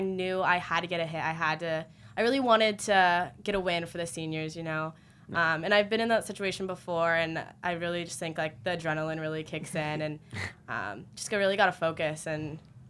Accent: San Diego, California, United States; I'm from San Diego.

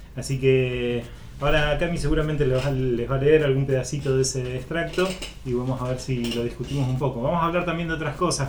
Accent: Rosario, Santa Fe, Argentina; nosotros como rosarinos

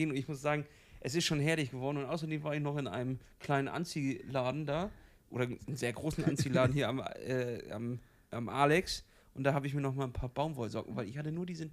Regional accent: Kiel, Schleswig-Holstein, Germany; Ich komme aus Kiel, der Stadt am Meer.

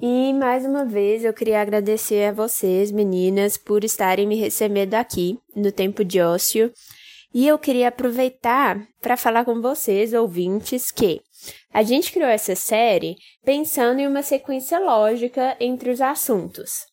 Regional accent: Brazil; como bons brasileiros que somos

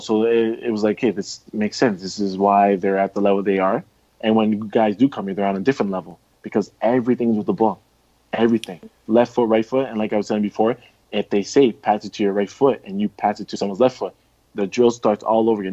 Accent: Canada; as a Canadian

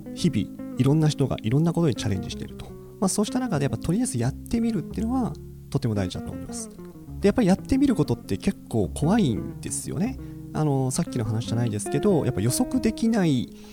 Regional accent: Kansai, Japan; moved away as an adult; now in Tokyo, Japan; 僕ずっと関西出身だったんで

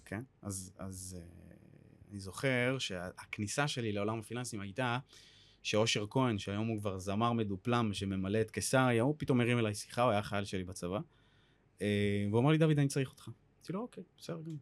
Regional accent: Or Akiva, Haifa District, Israel; now in Tel Aviv, Israel; במקור אני מאור עקיבא. הרבה אנשים לא יודעים שאני גם, אה, מגיע מהצפון, מפריפריה. אה, והיום אני גר בתל אביב

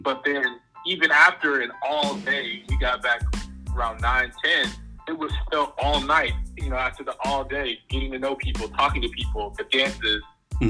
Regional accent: Hattiesburg, Mississippi, United States; moved away as an adult; from Hattiesburg, Mississippi. I'm a junior at Harvard.

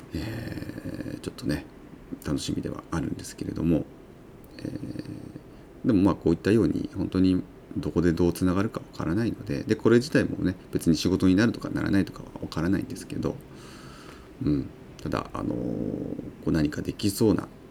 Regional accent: Uonuma, Niigata, Japan; 私の魚沼、えー、出身でもある魚沼ですね出身地である魚沼地方地域

